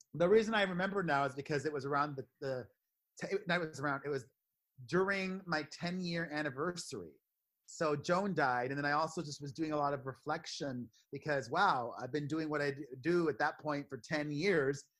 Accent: Miami, Florida, United States; i'm from Miami

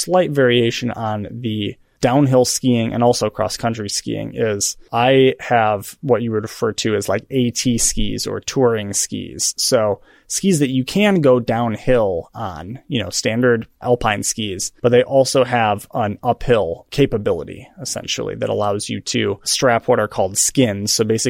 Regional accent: Michigan, United States; moved away; So I grew up in Michigan and in a very snowy little town.

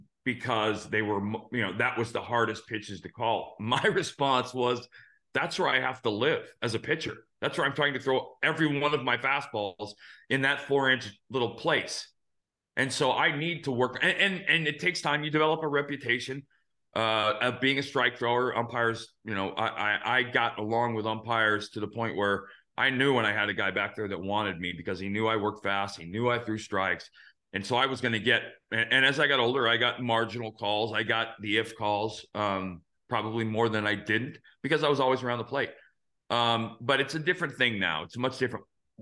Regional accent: Phoenix, Arizona, United States; And I grew up in Phoenix, where I was playing for the Diamondbacks.

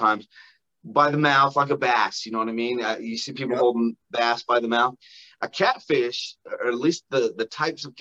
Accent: Utah, United States; I grew up in Utah, which is phenomenal outdoors fishing

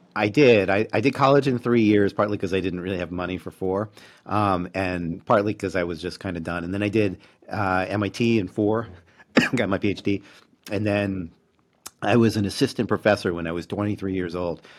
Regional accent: Baltimore, Maryland, United States; moved away as an adult; also born or lived in Massachusetts / New York; now in Vancouver, Canada; I grew up in Baltimore and then moved to New England for college and grad school and that first faculty job.

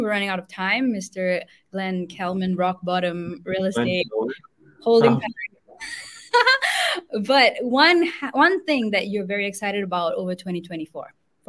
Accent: Singapore; also born or lived in India; I come from Singapore, my family grew up in India.

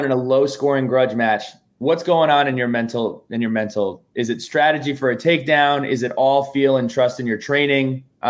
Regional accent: Westwood, New Jersey, United States; We grew up together in Westwood, New Jersey.

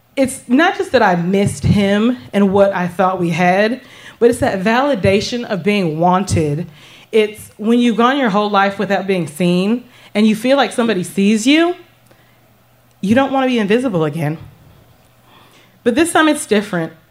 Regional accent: the South, United States; The small town that I grew up in in the South

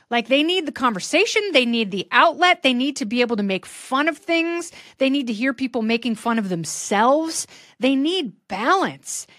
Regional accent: Portland, Oregon, United States; growing up in Portland

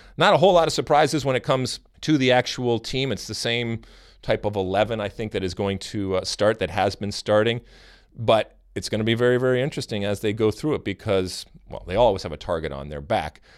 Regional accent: United States

